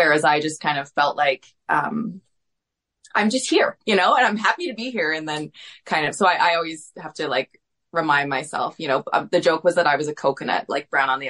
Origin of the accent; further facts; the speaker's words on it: Richmond, British Columbia, Canada; I was born in Richmond, British Columbia. My dad immigrated to Vancouver in the 70s, so I'm half Filipino by heritage, Canadian by birth, and my mom is Canadian, so I'm half Filipino.